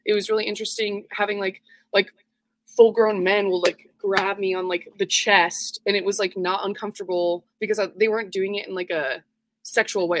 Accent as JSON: {"language": "English", "town": "Twin Falls", "region": "Idaho", "country": "United States", "tie": "born or raised there", "said": "I grew up in Twin Falls, Idaho"}